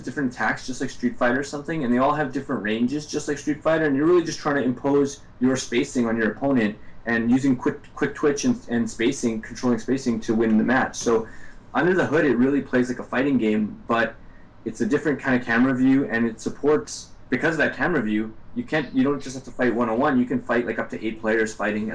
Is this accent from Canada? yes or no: yes; Canada; I'm from Canada